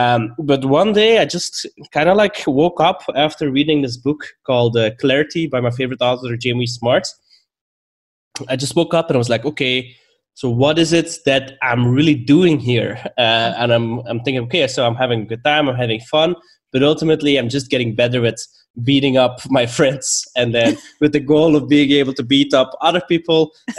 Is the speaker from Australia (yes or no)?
no; Belgium; accent: mix of Belgian, Swedish and Bulgarian; English is a second language; also born or lived in Stockholm, Sweden; now in Bulgaria; I am currently in Bulgaria, but previously I lived in Stockholm, and originally I am from Belgium. Mm. And my accent is a weird mix between all of those.